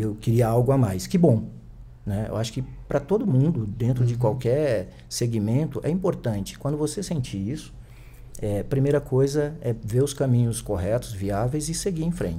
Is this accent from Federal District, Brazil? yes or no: no; Picos, Piauí, Brazil; moved away as an adult; now in São Paulo, Brazil; a minha terra natal, né, o Piauí